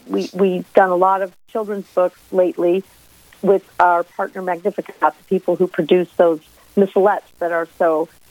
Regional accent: Chicago, Illinois, United States; now in San Francisco, United States; Well, I'm not from the tundra, but I am from Chicago originally.

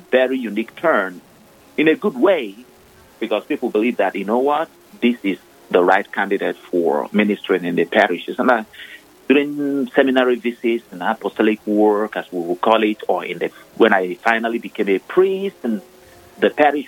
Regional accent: Nigeria; moved away; I am originally from Nigeria, ordained the Catholic priest of the Diocese of Olu in eastern part of Nigeria

